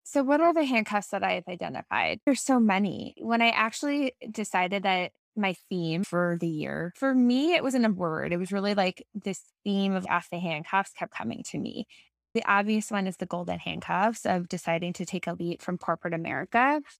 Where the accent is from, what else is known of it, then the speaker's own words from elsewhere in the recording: New York, United States; moved away as an adult; also born or lived in Boston / Ann Arbor, Michigan; I grew up in New York